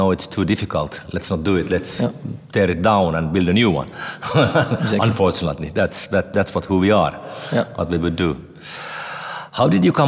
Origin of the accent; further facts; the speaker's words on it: Helsinki, Uusimaa, Finland; my hometown in Helsinki